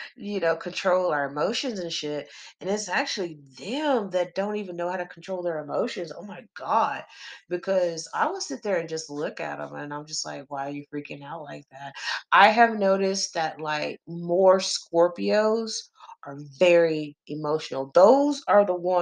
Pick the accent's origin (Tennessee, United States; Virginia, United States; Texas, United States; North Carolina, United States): Texas, United States; I'm country. I'm from Texas. I'm country as fuck.